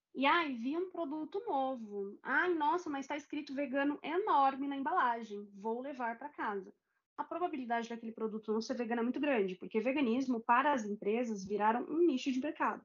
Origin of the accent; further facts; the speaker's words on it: Guarulhos, São Paulo, Brazil; aqui na minha terra, Guarulhos